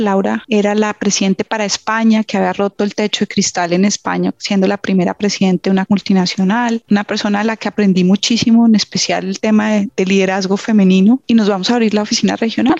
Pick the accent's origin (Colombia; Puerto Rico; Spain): Colombia; moved away as an adult; se enfermó mi mamá y yo empecé a buscar trabajo en Colombia